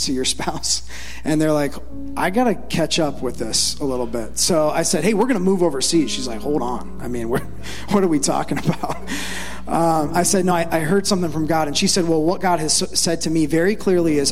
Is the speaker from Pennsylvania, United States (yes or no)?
no; Ohio, United States; when I was a kid, I grew up in Ohio